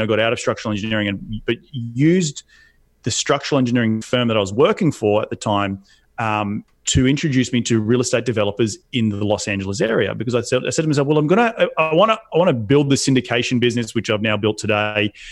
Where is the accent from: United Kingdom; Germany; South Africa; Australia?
Australia; moved away as an adult; also born or lived in New York City, United States; now in United States; my home country of Australia